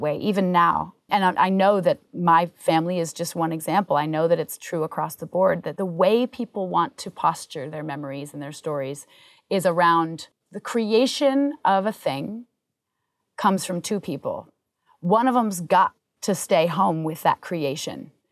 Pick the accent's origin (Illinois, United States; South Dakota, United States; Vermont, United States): Vermont, United States; moved away; also born or lived in Hollywood; Growing up in Vermont